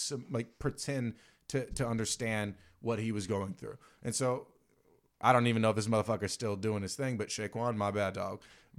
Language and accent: English; Virginia, United States; moved away; I grew up in Virginia